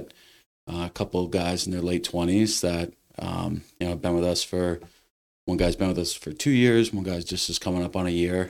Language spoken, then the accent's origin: English; Westford, Massachusetts, United States; also born or lived in Lowell, Massachusetts / Boston, Massachusetts; now in Littleton, United States; I was born in Lowell. I was raised in Westford